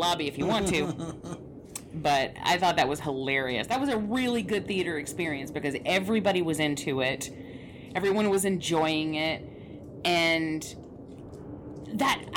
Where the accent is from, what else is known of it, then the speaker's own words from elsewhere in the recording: Atlanta, Georgia, United States; I grew up in Atlanta